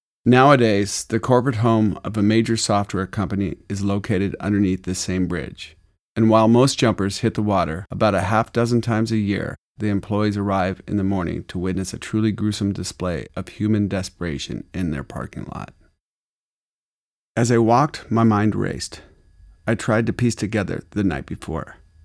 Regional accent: Arizona, United States; but the truth is, I'm from Arizona, and I don't care if I ever see the sun again.

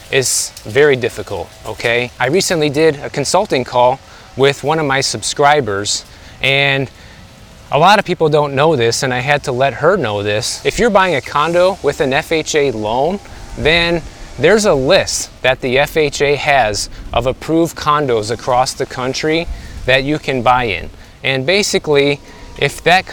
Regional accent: Midwest, United States; now in Miami, United States; I'm from the Midwest

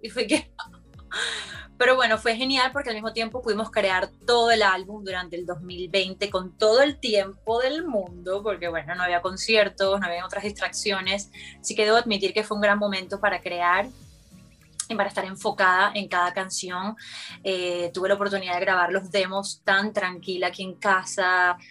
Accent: Margarita Island, Nueva Esparta, Venezuela; moved away; tuve la fortuna de crecer en una isla

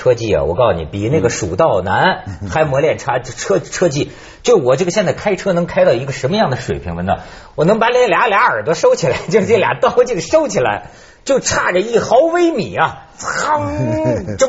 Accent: China; 我作为一个大陆人民哈，我我现在就发现啊，我我也了解中国的这个难处。

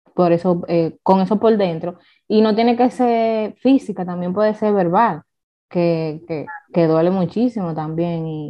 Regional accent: Dominican Republic; Yo como dominicana

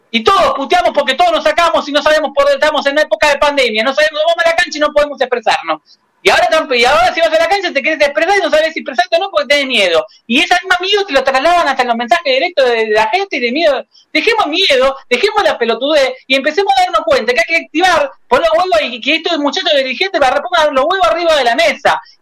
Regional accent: Buenos Aires, Argentina; Yo nací en Villa Crespo

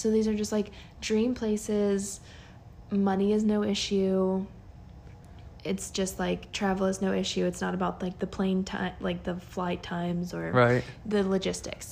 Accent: United States; growing up in America

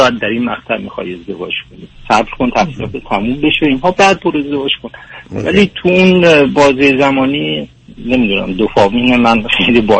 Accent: Iran; moved away as an adult; now in United States; من از ایران اومدم امریکا و بعد از اون آشنایی ما دقیقا به صورت راه دور ادامه پیدا کرد

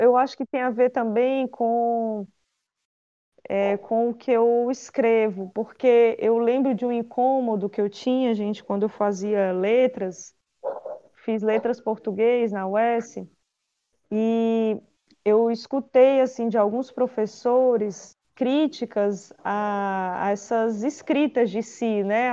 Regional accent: Quixadá, Ceará, Brazil; Eu nasci em Quixadá

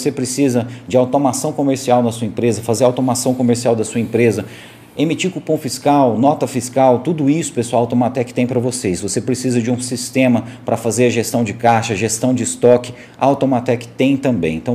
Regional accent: Caldas Novas, Goiás, Brazil; daqui de Caldas Novas mesmo.

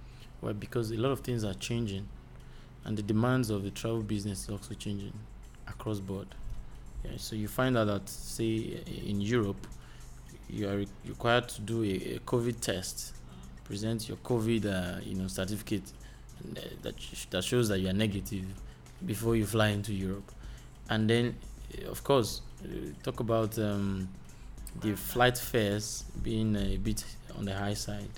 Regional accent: Nigeria

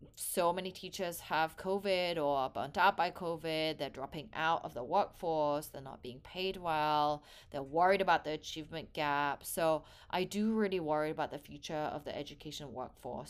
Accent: England, United Kingdom; also born or lived in South Korea; now in San Francisco Bay Area, United States; I was born in Korea. I hold a Korean passport, but grew up in England for most of my life and now based in San Francisco Bay Area in the U S.

